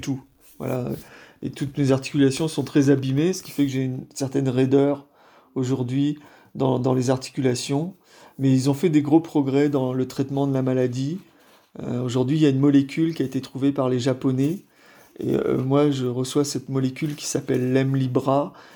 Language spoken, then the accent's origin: French; Brest, Brittany, France; je suis euh, français, je, suis breton, je suis né à Brest.